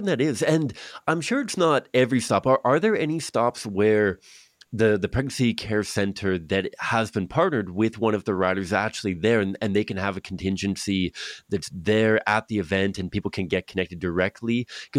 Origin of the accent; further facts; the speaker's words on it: Victoria, British Columbia, Canada; I grew up in Victoria, which is like Seattle in America